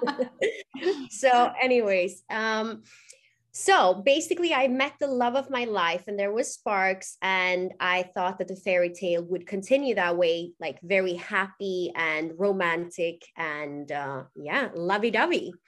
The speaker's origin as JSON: {"language": "English", "town": "Gothenburg", "region": "Västra Götaland", "country": "Sweden", "tie": "born or raised there", "also_born_or_lived": "Dubai", "moved": "as an adult", "said": "I'm born and raised in Gothenburg, Sweden"}